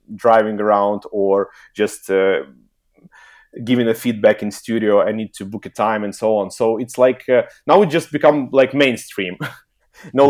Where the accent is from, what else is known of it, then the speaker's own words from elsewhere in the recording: Kyiv, Ukraine; also born or lived in Helsinki, Finland; I'm originally from Ukraine, Kiev